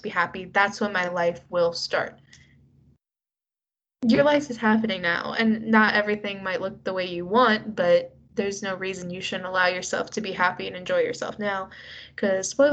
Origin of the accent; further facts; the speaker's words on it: United States; we're both American